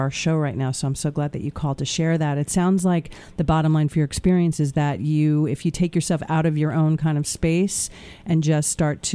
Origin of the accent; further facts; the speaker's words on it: Portland, Oregon, United States; moved away; My motherland, Portland, Oregon.